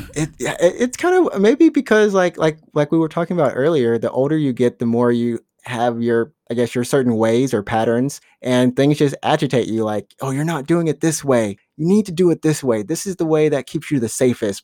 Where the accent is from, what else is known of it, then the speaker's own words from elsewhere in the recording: Alabama, United States; moved away; I'm from Alabama